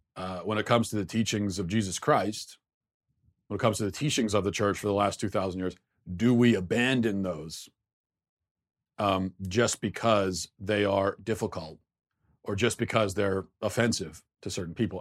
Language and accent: English; Maryland, United States; I grew up in Maryland